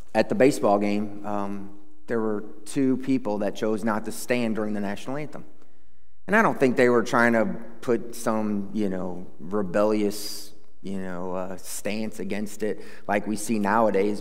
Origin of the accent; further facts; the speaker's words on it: United States; as American citizens